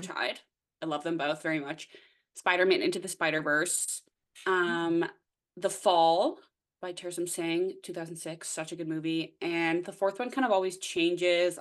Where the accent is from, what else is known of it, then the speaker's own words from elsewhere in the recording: Nova Scotia, Canada; moved away as an adult; now in Toronto, Canada; I'm originally from the East Coast of Canada, Nova Scotia, if you will. Uh, but I live in Toronto now.